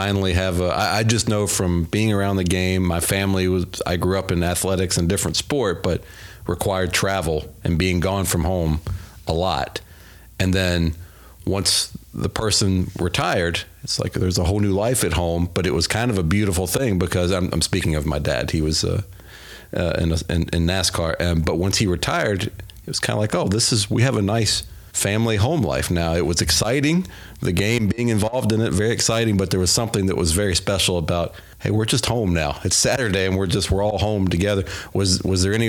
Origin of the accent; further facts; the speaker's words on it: Virginia, United States; I'm from Virginia